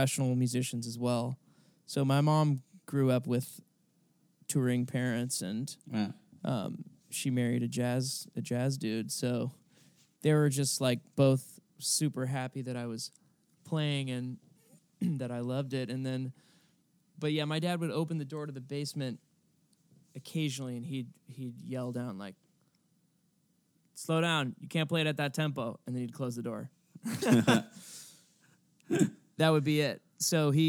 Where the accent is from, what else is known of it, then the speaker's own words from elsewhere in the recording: New York City, New York, United States; now in Los Angeles, United States; I grew up in New York and I went to shows at the Garden